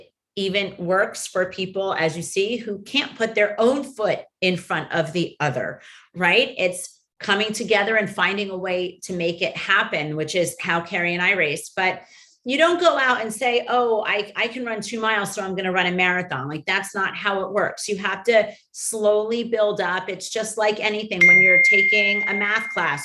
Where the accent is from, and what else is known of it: Miami, Florida, United States; born or raised there